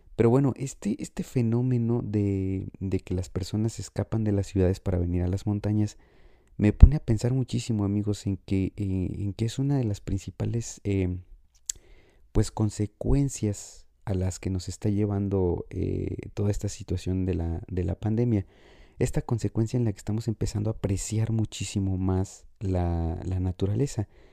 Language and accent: Spanish; Morelia, Michoacán, Mexico; mi ciudad natal, que es la ciudad de Morelia